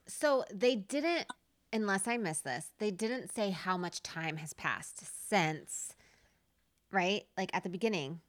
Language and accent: English; Nevada, United States; I was born in Nevada